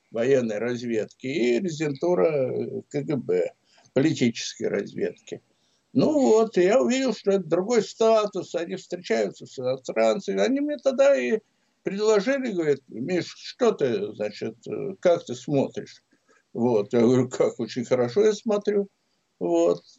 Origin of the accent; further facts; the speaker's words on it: Samara, Samara Oblast, Russia; Я приехал туда из Самары. Папа там как раз ушел на пенсию Самаре, тогда это был Куйбышев.